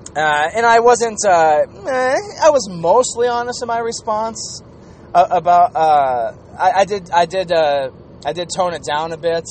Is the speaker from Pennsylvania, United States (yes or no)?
no; Minnesota, United States; I was from the Gopher State, and that uh, the women that I was raised with, the women that I grew up with here in Minnesota